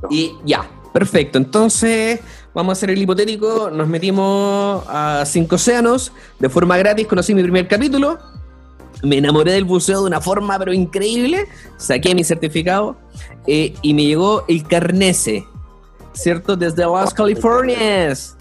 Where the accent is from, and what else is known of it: Chile